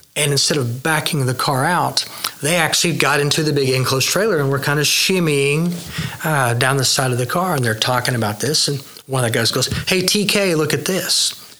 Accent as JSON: {"language": "English", "town": "Midwest City", "region": "Oklahoma", "country": "United States", "tie": "born or raised there", "also_born_or_lived": "Yukon, Oklahoma", "said": "So I'm from Midwest City. Okay. Um, from my my family had car dealerships"}